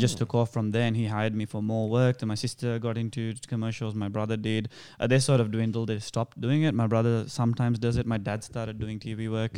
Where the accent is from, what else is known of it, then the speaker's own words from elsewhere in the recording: Sri Lanka; accent: Sri Lankan; now in Australia; Even though I don't sound Indian, I actually sound more Sri Lankan.